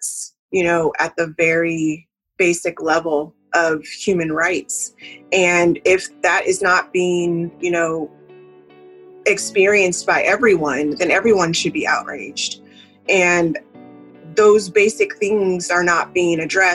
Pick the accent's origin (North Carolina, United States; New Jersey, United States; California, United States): California, United States; now in the South, United States; I am living in the South, but I am originally from California. So, you know, just having that sort of upbringing